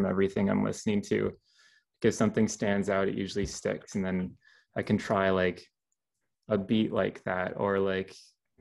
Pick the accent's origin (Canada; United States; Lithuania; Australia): Canada; small town in Southern Ontario; I moved to this small town at the beginning of high school and I'm currently still in the same place like all these years later